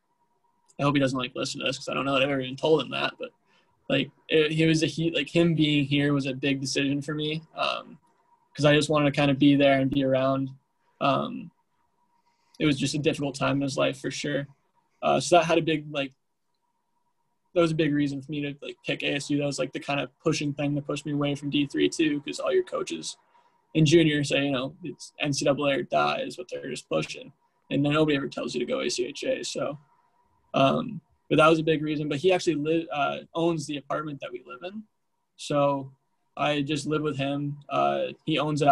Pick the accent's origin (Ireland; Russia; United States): United States; now in Tempe, United States; from Washington